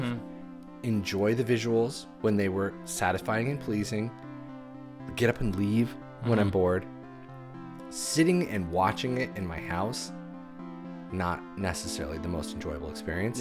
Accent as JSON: {"language": "English", "country": "United States", "tie": "born or raised there", "said": "growing up in America post 9/11"}